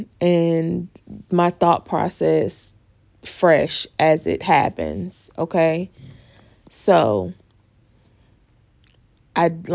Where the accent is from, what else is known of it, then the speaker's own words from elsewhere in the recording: the South, United States; accent: southern; my southern accent